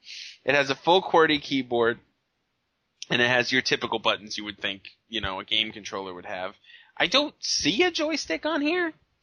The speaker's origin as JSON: {"language": "English", "country": "Ireland", "said": "I'm Irish."}